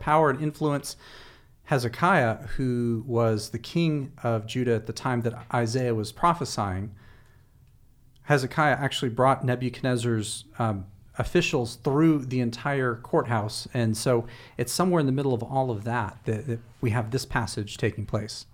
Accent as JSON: {"language": "English", "country": "United States", "said": "as American Westerners"}